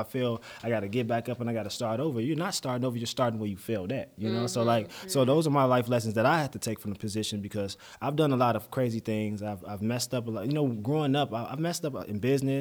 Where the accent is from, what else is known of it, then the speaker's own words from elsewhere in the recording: Chicago, Illinois, United States; I'm from Chicago